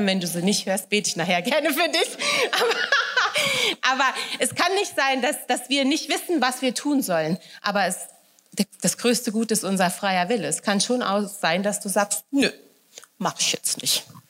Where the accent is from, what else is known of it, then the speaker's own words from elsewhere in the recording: Wächtersbach, Hesse, Germany; accent: Hessisch; moved away as an adult; now in Upper Bavaria, Germany; Ich komme aus Wächtersbach ursprünglich, ja, da, da wohnen meine Eltern